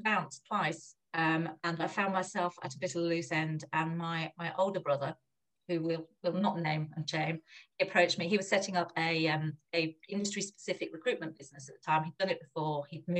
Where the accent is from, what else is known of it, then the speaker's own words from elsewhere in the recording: Germany; I've lived here, there and everywhere, but a big part of my childhood was growing up in Germany, and my parents were actually, when I look back now, very forward-looking, that they sent myself and my older brother to German schools.